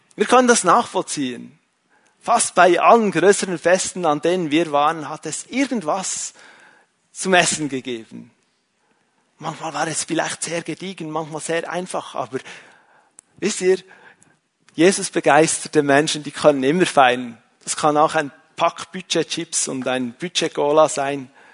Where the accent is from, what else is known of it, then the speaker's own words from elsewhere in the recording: Switzerland; als Schweizer